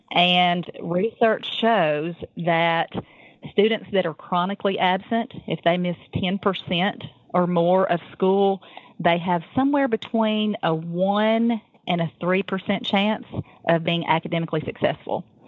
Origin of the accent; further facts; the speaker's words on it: the South, United States; I am from the South